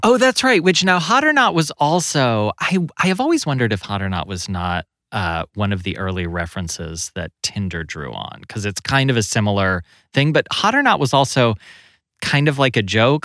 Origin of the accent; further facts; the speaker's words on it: Kentucky, United States; I grew up in Kentucky